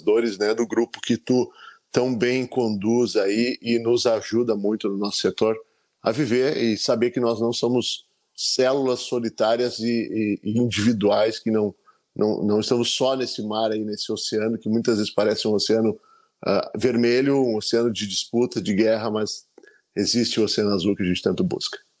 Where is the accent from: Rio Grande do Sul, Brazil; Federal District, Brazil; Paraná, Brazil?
Rio Grande do Sul, Brazil; Gramado; voltar para minha terra natal